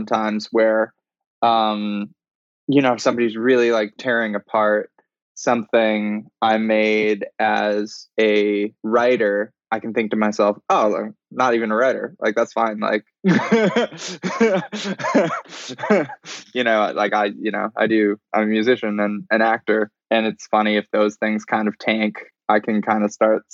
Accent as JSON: {"language": "English", "town": "Vancouver", "region": "British Columbia", "country": "Canada", "tie": "born or raised there", "also_born_or_lived": "Hawaii", "said": "I grew up in Vancouver with my dad, and then partially in Hawaii with my mom"}